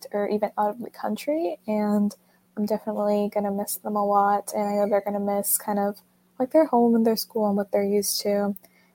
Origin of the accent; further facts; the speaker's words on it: Atlanta, Georgia, United States; I'm from Atlanta, Georgia